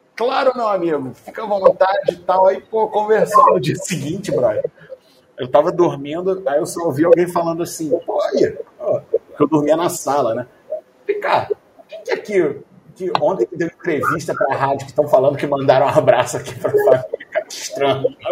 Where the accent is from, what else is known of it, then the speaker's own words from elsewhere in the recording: Rio, Rio de Janeiro, Brazil; sou do Rio